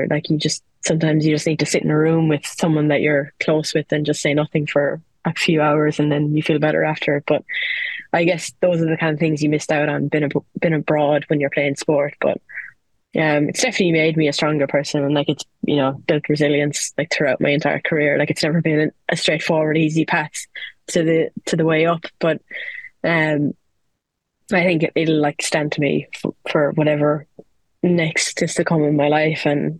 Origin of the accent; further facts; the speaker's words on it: Ireland; especially when you're used to loyalty, being an Irish player, because, like, you play for your county, you play for your club, and it's where you're from